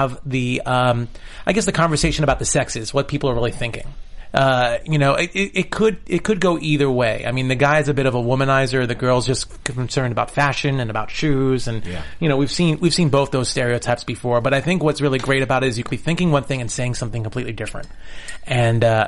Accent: New York City, New York, United States; being the New Yorker here

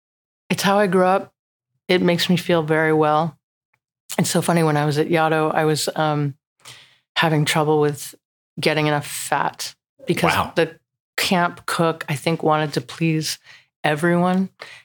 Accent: New Jersey, United States; I'm from New Jersey. We grew up with the most incredible red beefsteak.

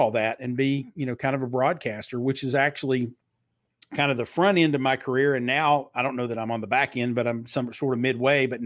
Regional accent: Kentucky, United States; accent: Southern; I grew up in Eastern Kentucky, where the Hatfield and McCoy feud was.

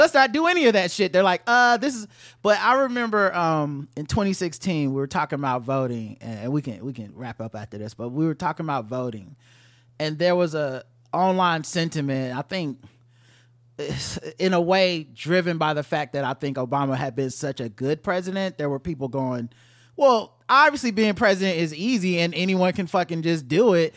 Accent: United States; as an American, black American

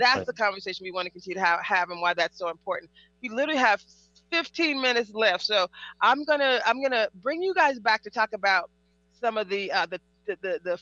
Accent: the South, United States; I'm from the South, too

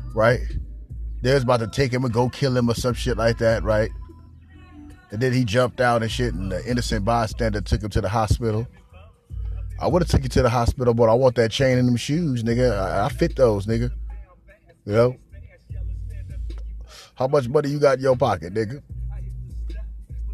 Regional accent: Los Angeles, California, United States; I'm from Los Angeles

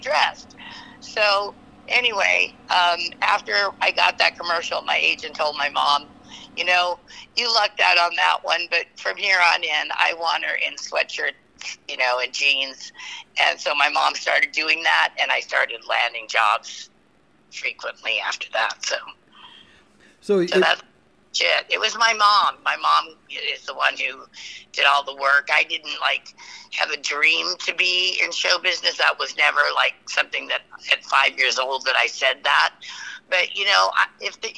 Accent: Massachusetts, United States; I was born in Massachusetts

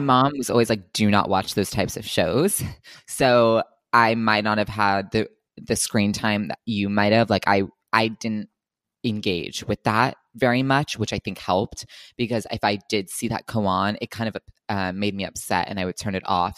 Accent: New Jersey, United States; moved away as an adult; also born or lived in New York; now in Los Angeles, United States; I'm originally from Los Angeles, but I grew up for the most part in New Jersey

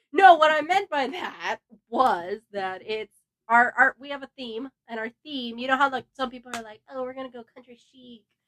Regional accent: Los Angeles, California, United States; born and raised, California girl here

